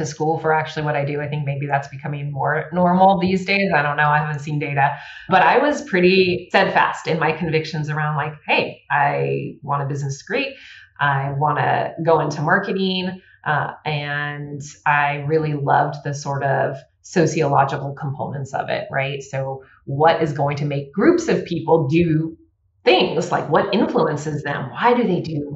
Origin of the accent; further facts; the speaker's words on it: the Bay Area, California, United States; I grew up in the Bay Area